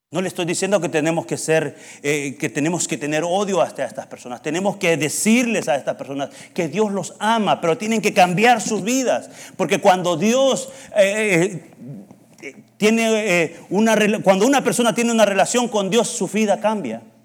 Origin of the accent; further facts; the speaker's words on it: El Salvador; moved away; decimos en El Salvador